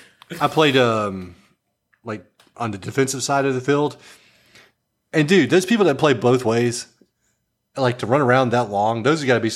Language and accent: English; Dallas, Texas, United States; moved away; I'm from Dallas originally. And so when I went to school in Dallas